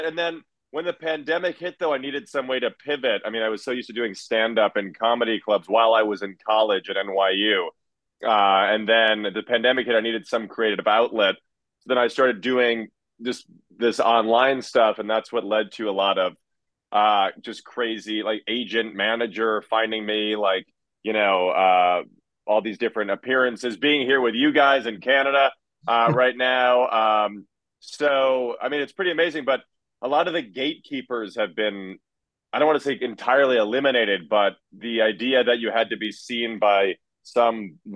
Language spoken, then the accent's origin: English; Chicago, Illinois, United States; now in New York, United States; I'm from Chicago. I grew up about 5 minutes away from Second City